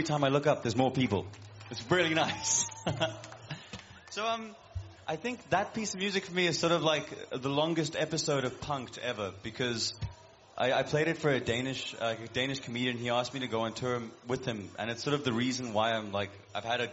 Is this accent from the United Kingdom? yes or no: no; South Africa; moved away as an adult; now in Copenhagen, Denmark; I'm South African